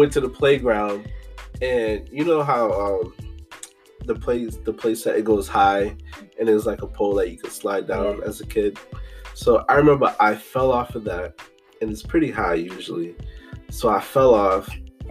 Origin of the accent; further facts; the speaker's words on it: Boston, Massachusetts, United States; I was born here in Boston